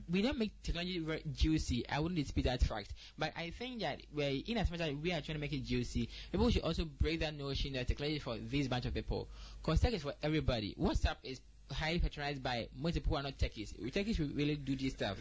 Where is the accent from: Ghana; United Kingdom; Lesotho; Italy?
Ghana; I'm a Ghanaian